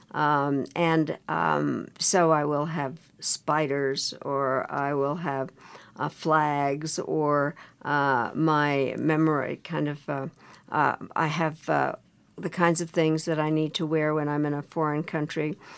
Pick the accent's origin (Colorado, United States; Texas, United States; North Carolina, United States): Colorado, United States; I grew up in Colorado